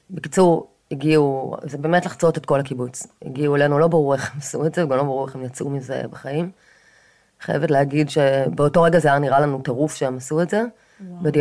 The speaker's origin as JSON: {"language": "Hebrew", "town": "Kfar Aza", "region": "Southern District", "country": "Israel", "tie": "born or raised there", "moved": "yes", "lives_now": "Tel Aviv, Israel", "said": "אה, גר בתל אביב כבר 20 שנה בערך, אפילו יותר. אבל נולדתי וגדלתי בקיבוץ כפר עזה, ורוב המשפחה שלי עדיין גרה שם."}